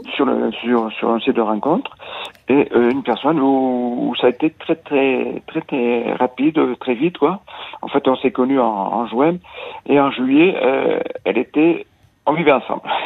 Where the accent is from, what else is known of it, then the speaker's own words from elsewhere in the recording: Nouvelle-Aquitaine, France; Je suis de l'Aquitaine